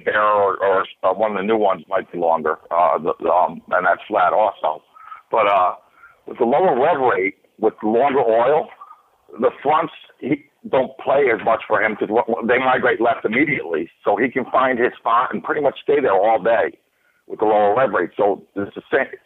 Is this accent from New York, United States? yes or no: yes; New York, United States; moved away as an adult; also born or lived in California; I come from New York